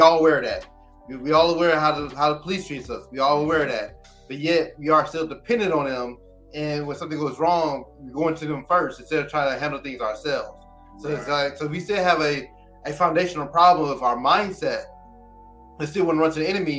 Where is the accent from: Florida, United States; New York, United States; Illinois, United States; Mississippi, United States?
Mississippi, United States; also born or lived in Jackson, Mississippi; a lot of my family from Mississippi. I was born in Mississippi. I lived in Jackson myself for a lot of years